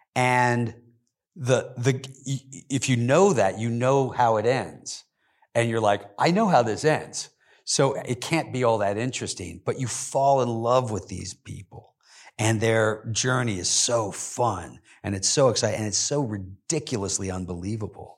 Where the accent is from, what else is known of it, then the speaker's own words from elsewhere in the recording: Kentucky, United States; moved away; I grew up in Kentucky